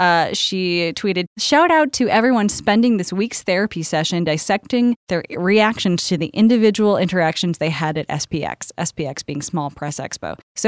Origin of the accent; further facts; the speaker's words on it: Tennessee, United States; no, I talk about the fact that I'm from Tennessee constantly.